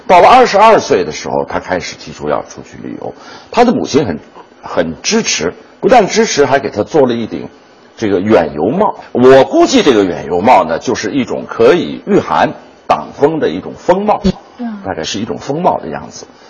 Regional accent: China; 我们中国人的祖训

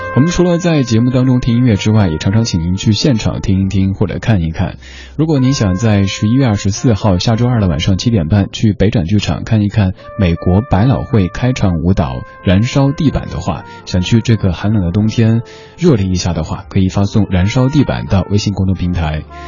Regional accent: Sichuan, China; now in Beijing, China; 我的家乡四川那边

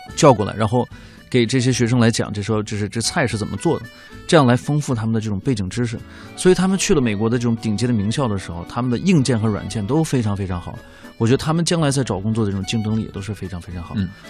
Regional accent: China; moved away as an adult; also born or lived in San Francisco; 往前数几届的可能就是唯一的一个中国人在旧金山办公室工作

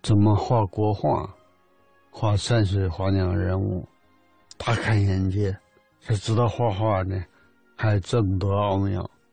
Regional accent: Yabuli, Heilongjiang, China; 在老黑龙江上。后来念小学，在亚布力

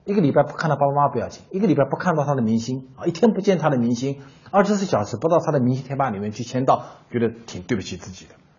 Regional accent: China; 韩国人呢，就把他在过去十几年、二十年里面一些非常成功的电视剧啊、真人秀的节目啊、模式啊，卖给我们中国人。

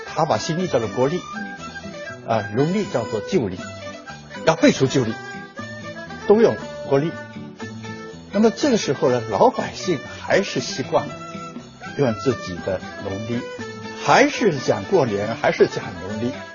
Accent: China; 我们中国人享天伦之书

